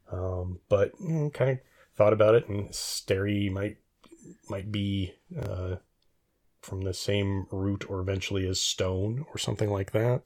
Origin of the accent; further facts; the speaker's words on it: Reno, Nevada, United States; I did much of my growing up in Reno, Nevada